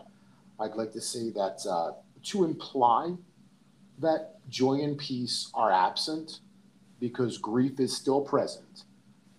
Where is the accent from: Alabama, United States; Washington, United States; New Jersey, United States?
New Jersey, United States; Seaside Park; I grew up in that town. I grew up in Seaside Park